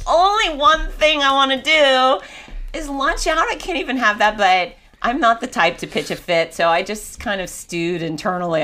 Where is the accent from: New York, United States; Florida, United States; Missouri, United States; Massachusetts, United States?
Florida, United States; Fort Lauderdale; I grew up in Fort Lauderdale